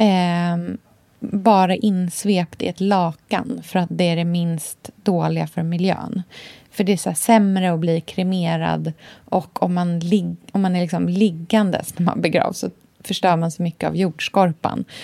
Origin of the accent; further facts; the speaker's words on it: Australia; när jag var liten i Australien